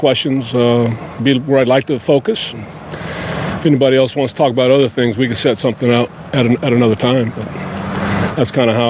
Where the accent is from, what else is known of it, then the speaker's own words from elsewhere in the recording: United States; But I also love the fact that I'm an American, and that means I'm free to express myself